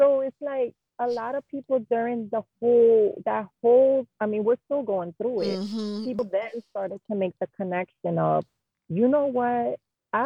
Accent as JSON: {"language": "English", "town": "New York City", "region": "New York", "country": "United States", "tie": "born or raised there", "said": "born and raised in Jamaica, Queens"}